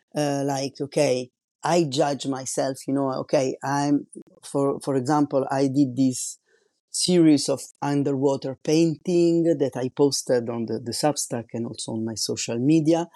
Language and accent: English; Italy; English is a second language; moved away as an adult; now in France; I'm Italian and I'm living in France since two thousand one